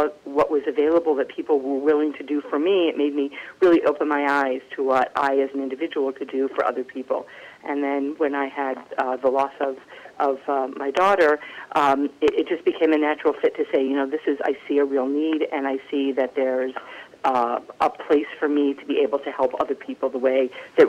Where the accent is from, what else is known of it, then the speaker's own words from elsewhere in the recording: Maryland, United States; now in New Jersey, United States; I grew up in Maryland, actually, in a modern Orthodox community, and I came to go to school in New York